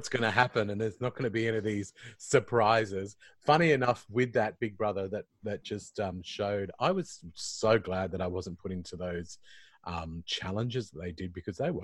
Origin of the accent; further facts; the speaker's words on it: Queensland, Australia; I'm a Queenslander too